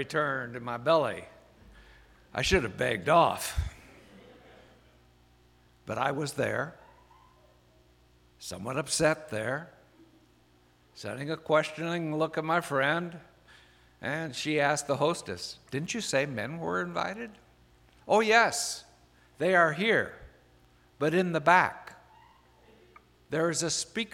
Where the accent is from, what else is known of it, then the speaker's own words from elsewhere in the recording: Iowa, United States; moved away; also born or lived in Virginia / Maryland; I'm from Iowa